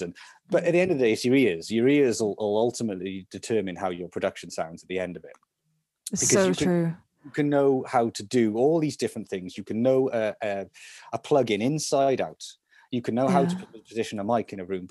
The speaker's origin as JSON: {"language": "English", "town": "Salisbury", "region": "South West England", "country": "United Kingdom", "said": "We're actually from Salisbury"}